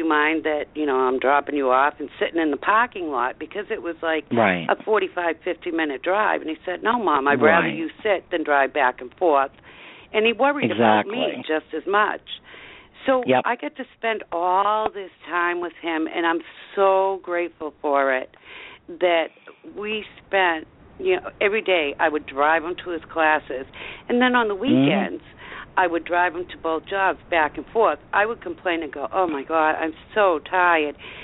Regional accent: Avon, Massachusetts, United States; also born or lived in Raynham, Massachusetts; I'm from Avon

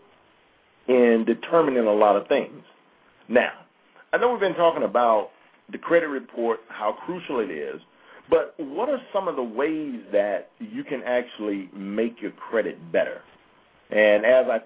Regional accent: near Jackson, Mississippi, United States; That's near my hometown

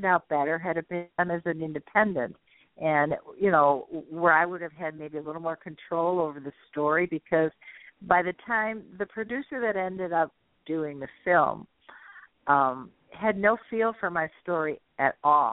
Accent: Detroit, Michigan, United States; accent: Midwestern; I'm born and raised in Detroit

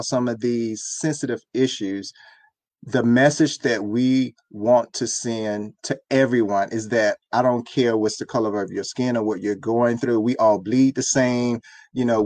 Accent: Miami, Florida, United States; I was raised in Miami.

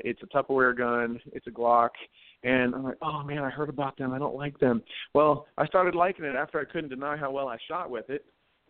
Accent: Delaware, United States; moved away as an adult; also born or lived in New Castle, Delaware; now in New Mexico, United States; I grew up in Delaware, and my daddy was, he's a big hunter in Delaware.

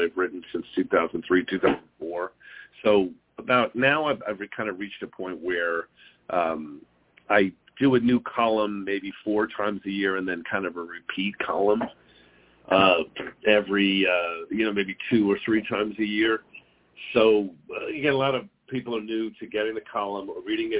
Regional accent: New York, United States; now in Phoenix, United States; Growing up in New York and getting driver's license included defensive driving classes

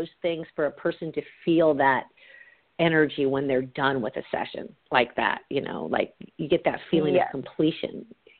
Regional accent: Marin County, California, United States; I'm from Marin County, so I'm across the bay from you, but I live in Northern California now.

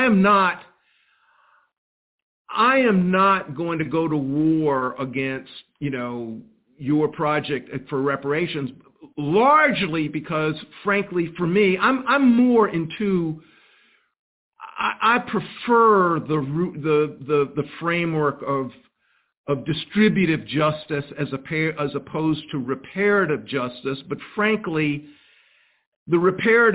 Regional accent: Columbia, South Carolina, United States; I was born in 1954 in Columbia, South Carolina

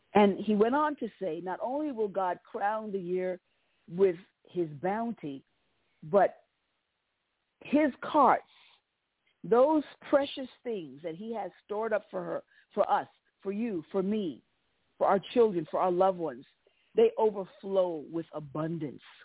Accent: United States; the nation of my birth, and I'm an American

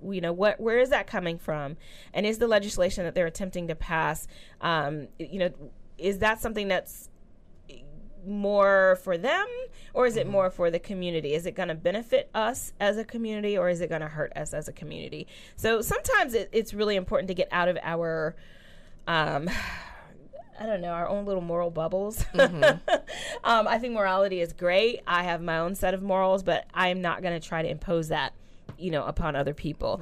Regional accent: California, United States; growing up in California, I was one of the youth leaders

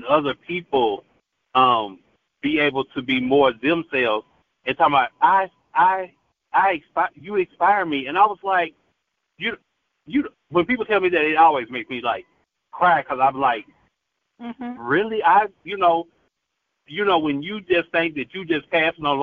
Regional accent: Tupelo, Mississippi, United States; now in Memphis, United States; I come from Tupelo, Mississippi

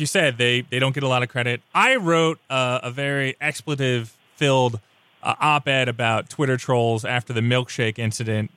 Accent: New York, United States; I'm from New York. I grew up about 90 miles outside of the city

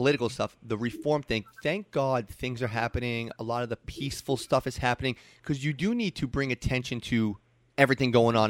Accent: New York City, New York, United States; moved away as an adult

